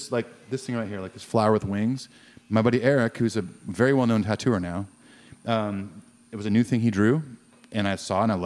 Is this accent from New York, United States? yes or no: no; California, United States; moved away; growing up in California.